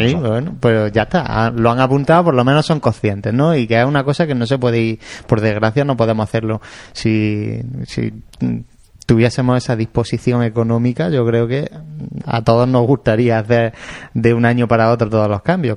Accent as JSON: {"language": "Spanish", "town": "Jaén", "region": "Andalusia", "country": "Spain", "said": "en Jaén somos de Jaén"}